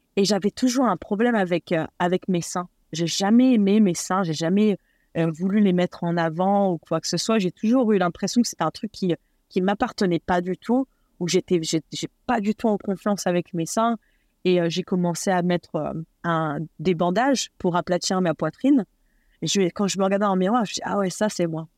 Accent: eastern France, France; also born or lived in Nord, Hauts-de-France; now in Los Angeles, United States; je suis née et élevée en France. Je suis de, de donc euh, donc ch'ti à la base, mais déménagé euh, dans l'Est la plupart de ma vie

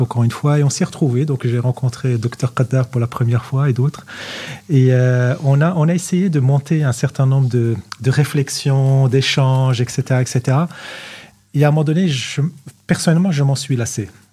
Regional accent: Morocco; moved away; Nous sommes des Marocains, nous sommes au Maroc

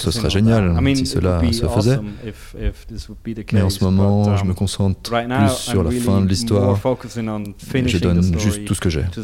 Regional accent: German-speaking Switzerland, Switzerland; Il n'y a pas de culture euh, comme celle-ci d'où je viens. la partie germanophone

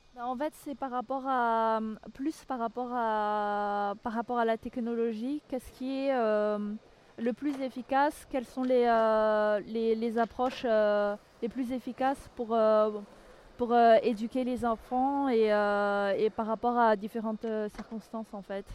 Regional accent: Madagascar; now in London, United Kingdom; je suis euh, de Madagascar mais j'habite à Londres

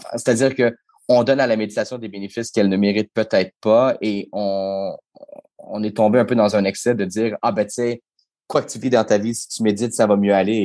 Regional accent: Quebec, Canada; chez nous au Québec

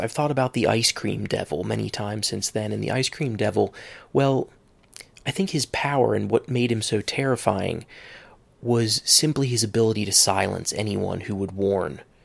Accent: Cincinnati, Ohio, United States; moved away; I'm from Cincinnati, Ohio

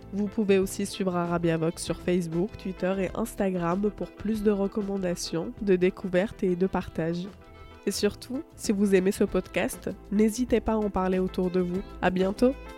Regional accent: Tunisia; je suis tunisienne

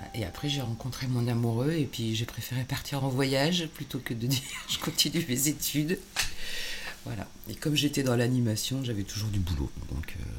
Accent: Étainhus, Normandy, France; moved away; also born or lived in Bordeaux area; J'ai grandi en Normandie, près du Havre, à Étainhu.

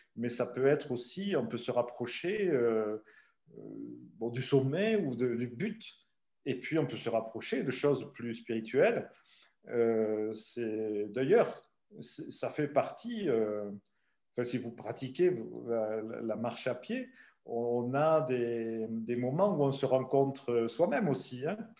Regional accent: Ariège, Occitania, France; moved away as an adult; also born or lived in Belgium / Loire; Et donc moi je suis pyrénéen d'adoption depuis 1965. Donc ça fait quelques années. Et, j'ai vécu en Ariège euh, chez mes parents euh, jusqu'à

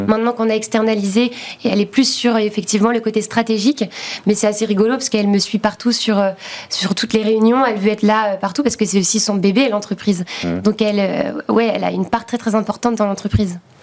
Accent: Nantes, Pays de la Loire, France; dans la région de Nantes, puisqu'on vient de Nantes.

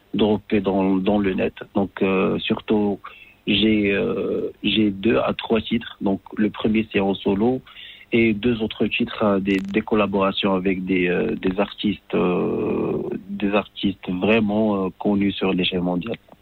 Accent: Casablanca, Casablanca-Settat, Morocco; je suis né à Casa

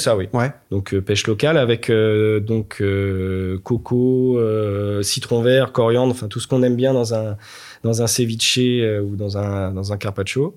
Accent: Nantes, Pays de la Loire, France; also born or lived in Luxembourg / England; Moi, je suis nantais 100%, je suis je suis né à Nantes, j'ai fait toutes mes études à Nantes

